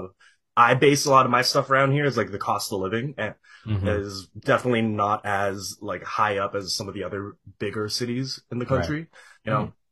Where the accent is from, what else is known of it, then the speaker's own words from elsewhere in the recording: Edmonton, Alberta, Canada; also born or lived in Vancouver / Toronto; I am from Edmonton, Alberta, which is, we were just talking about it. It's like the Midwest of Canada. Right. Born and raised here by way of like Filipino immigrants